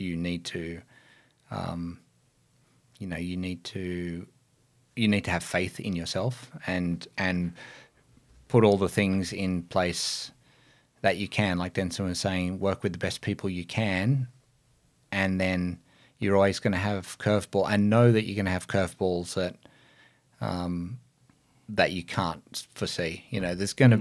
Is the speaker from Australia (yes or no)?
yes; Lithgow, New South Wales, Australia; I grew up in the Blue Mountains. You know, there's wasn't a lot going on in Lithgow at that time.